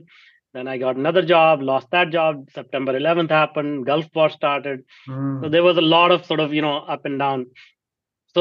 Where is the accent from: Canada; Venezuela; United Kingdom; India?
India; moved away as an adult; now in North America; I grew up in India, if you cannot recognize my accent, in a small town.